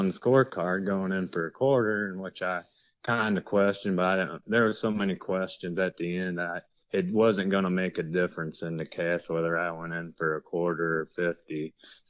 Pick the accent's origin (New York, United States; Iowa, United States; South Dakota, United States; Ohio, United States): Ohio, United States; Willard; also born or lived in Plymouth, Ohio; I'm from kind of north central Ohio, a little small town. I'm actually from Willard. I live in Plymouth now, which is only, 4 or 5 miles from Willard, probably. So I'm pretty much right here where I was born at.